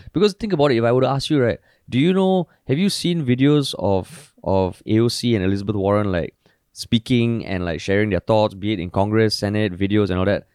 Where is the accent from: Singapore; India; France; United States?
Singapore